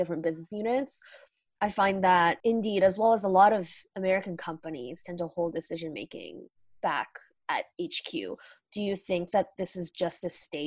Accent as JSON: {"language": "English", "country": "Canada", "said": "I'm Canadian. And I'm in Canada right now"}